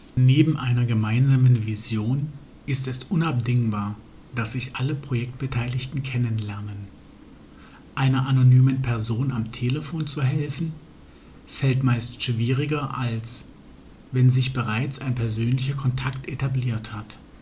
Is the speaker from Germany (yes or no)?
yes; Germany